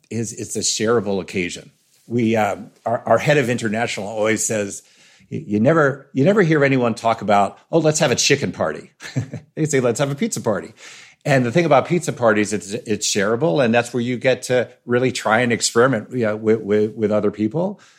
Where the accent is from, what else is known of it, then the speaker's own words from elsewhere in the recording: New York, United States; I grew up in New York, as a New Yorker eating pepperoni pizza my whole life